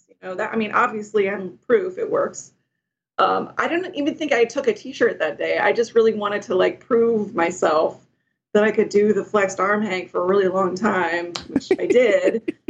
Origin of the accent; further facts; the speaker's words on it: Arlington, Texas, United States; moved away as an adult; also born or lived in Austin, Texas; now in Los Angeles, United States; I am from Dallas, Fort Worth, Arlington, Texas.